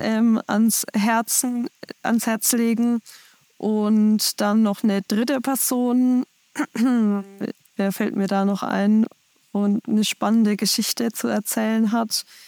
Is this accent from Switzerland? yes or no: no; Schweinfurt, Bavaria, Germany; bei uns in Schweinfurt